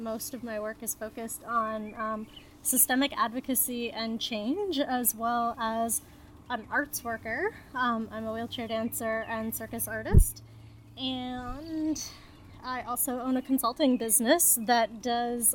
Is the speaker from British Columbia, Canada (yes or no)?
no; Toronto, Ontario, Canada; moved away; I'm originally from Toronto